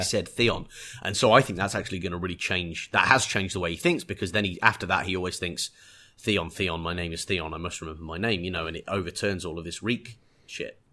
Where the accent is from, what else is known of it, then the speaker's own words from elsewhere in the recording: England, United Kingdom; being English